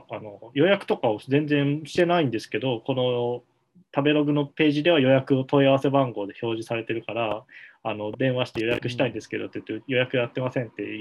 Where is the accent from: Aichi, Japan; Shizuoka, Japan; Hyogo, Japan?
Hyogo, Japan; Amagasaki; 地元の尼崎を見たら、